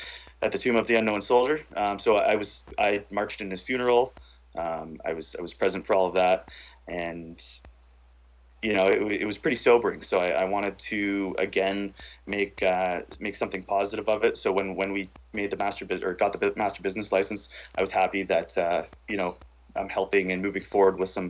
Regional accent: Parry Sound, Ontario, Canada; also born or lived in Ottawa; I grew up in the bush in, like, you know, basically the border of where North and South Ontario starts. Parry Sound

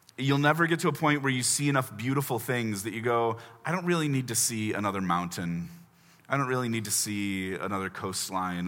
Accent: Chicago, Illinois, United States; also born or lived in Indianapolis, Indiana; now in Washington, D.C., United States; I grew up in Chicago, but served a church in Indy for four years.

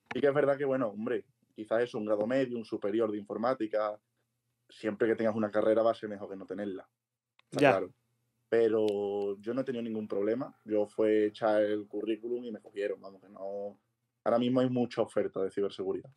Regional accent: Seville, Andalusia, Spain; now in Madrid, Spain; soy de Sevilla, ahora estoy viviendo aquí en Madrid

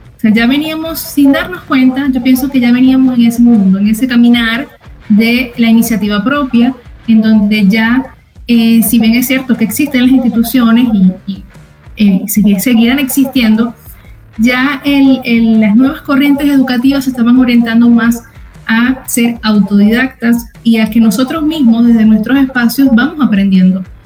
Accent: Venezuela; moved away as an adult; now in United States; yo soy venezolana, orgullosamente venezolana

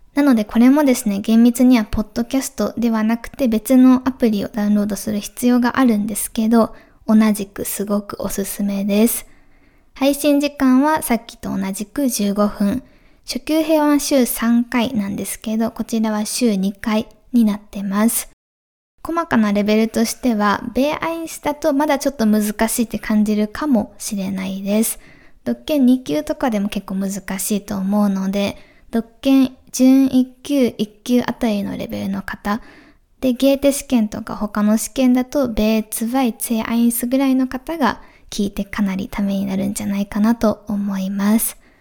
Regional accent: Japan; first language Japanese; 日本語が母語

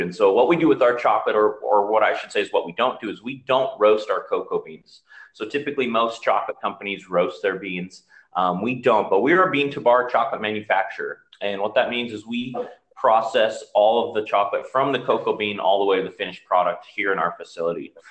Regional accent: Utah, United States; moved away as an adult; I grew up in Utah, so I decided to come back here

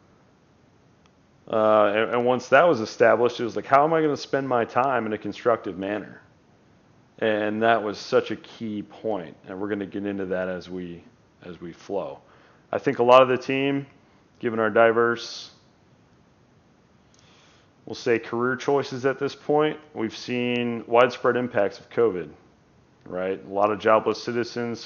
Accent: United States; we are American

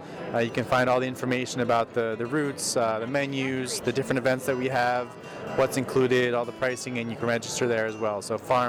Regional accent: Burlington, Vermont, United States; I'm from Burlington, Vermont.

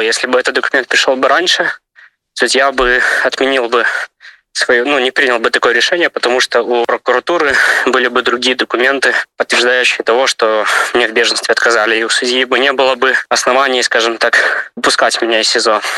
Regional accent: Ivatsevichy, Brest Region, Belarus; moved away as an adult; now in Ukraine; я родом из Беларуси, из города Ивацевичи, Брестская область

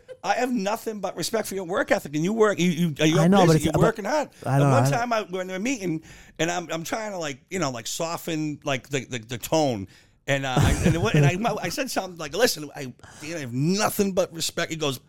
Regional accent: Ireland; Well, I'm an Irishman.

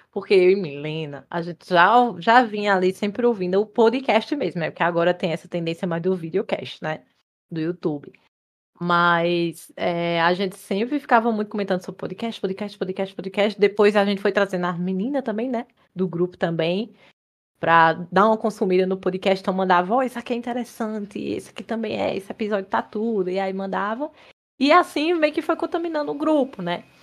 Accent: Pernambuco, Brazil; moved away; also born or lived in Campina Grande, Paraíba; Também sou nordestina, pernambucana, nascida e criada em Pernambuco

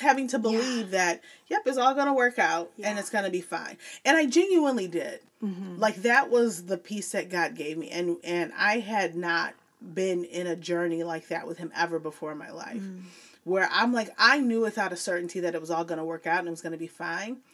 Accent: Joliet, Illinois, United States; moved away as an adult; now in Texas, United States; born and raised in Illinois, okay. in Joliet, Illinois

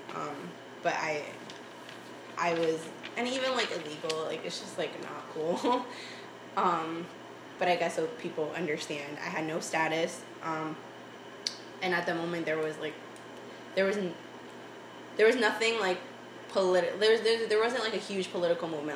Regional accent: Boston, Massachusetts, United States; first language Spanish; English is a second language; also born or lived in Tegucigalpa, Honduras; growing up in East Boston though, like I still felt like I kept a lot of my like my Spanish and my culture

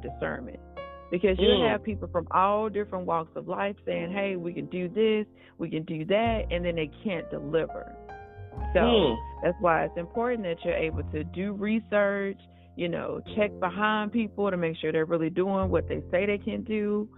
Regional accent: Arkansas, United States; now in California, United States; I was born in Arkansas. I currently reside in California

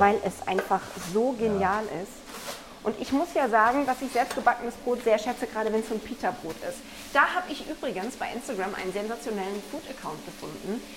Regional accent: Black Forest, Baden-Württemberg, Germany; Ich komme ja aus dem Schwarzwald

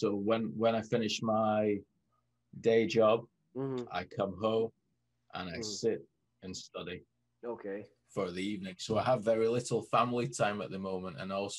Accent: Scotland, United Kingdom; now in Manchester, United Kingdom; But if I still speak to some friends back in Scotland, then the accent will come back sometimes with certain words, certain phrases.

